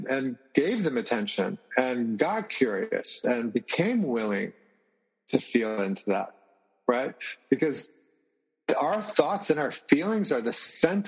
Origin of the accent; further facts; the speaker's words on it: the South, United States; now in Merida, Mexico; I grew up in the South.